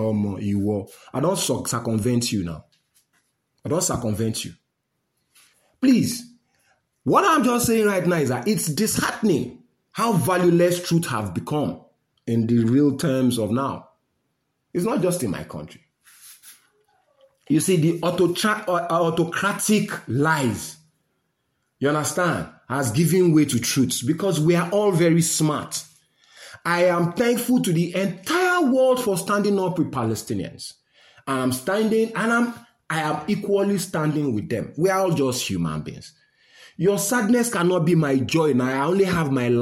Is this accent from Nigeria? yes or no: yes; Nigeria; my life as a Nigerian